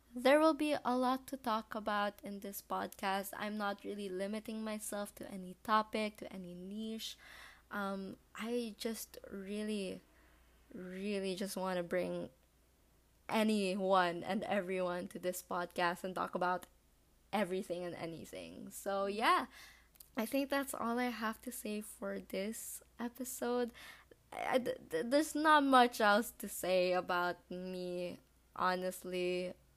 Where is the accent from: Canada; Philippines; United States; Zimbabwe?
Philippines; I am Filipino from the Philippines.